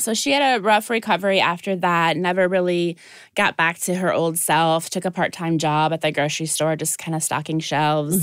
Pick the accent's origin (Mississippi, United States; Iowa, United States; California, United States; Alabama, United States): Iowa, United States; Dubuque; now in Ohio, United States; I am originally from Dubuque, Iowa